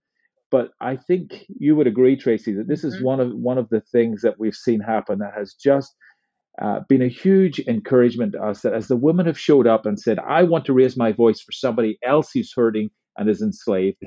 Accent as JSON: {"language": "English", "region": "Northern Ireland", "country": "United Kingdom", "tie": "born or raised there", "said": "in my own life growing up in Northern Ireland"}